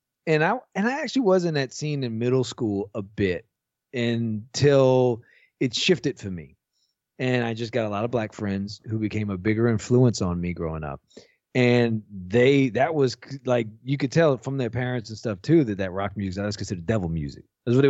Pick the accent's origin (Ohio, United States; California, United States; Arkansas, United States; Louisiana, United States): Louisiana, United States; New Orleans; I'm from New Orleans